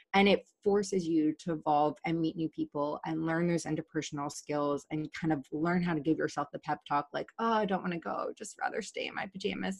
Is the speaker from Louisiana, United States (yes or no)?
no; Virginia, United States; moved away as an adult; also born or lived in Washington, D.C. / San Diego; now in New York, United States; being from Virginia